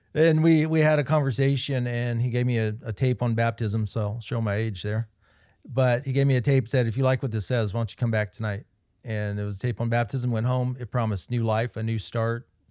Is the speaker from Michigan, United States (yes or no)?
no; Kansas City, Kansas, United States; That's my hometown, Kansas City, Kansas.